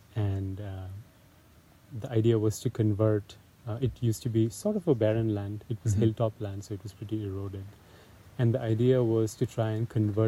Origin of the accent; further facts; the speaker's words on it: Kolkata, West Bengal, India; moved away; So I grew up in Calcutta. It's mm-hmm. it's a pretty big city in northeastern India.